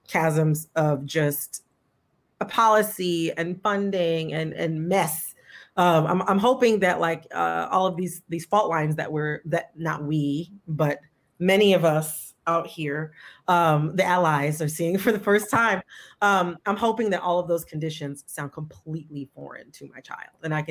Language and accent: English; Michigan, United States; I grew up in Michigan in the 90s